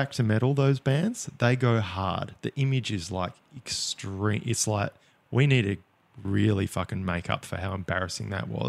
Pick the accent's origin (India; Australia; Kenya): Australia; Bunbury, Western Australia; Growing up in Bunbury